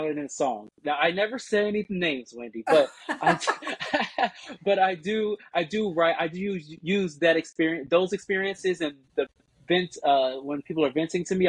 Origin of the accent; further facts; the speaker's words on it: Washington, District of Columbia, United States; moved away as an adult; also born or lived in Maryland; now in Los Angeles, United States; I'm from Washington, D.C. Area. So my family is there and really in the Maryland area